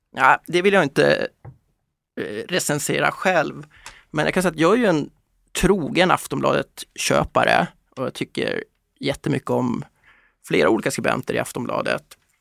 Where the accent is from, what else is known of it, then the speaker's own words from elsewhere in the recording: Kiruna, Norrbotten County, Sweden; När jag växte upp i Kiruna